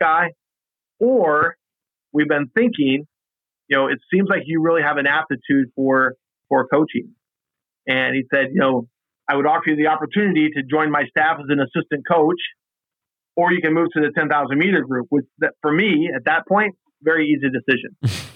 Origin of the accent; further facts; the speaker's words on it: Western Kansas, United States; moved away as an adult; also born or lived in Indiana / Michigan; now in Tyler, United States; I was born and raised in Western Kansas, but I grew up at the University of Kansas as a student there.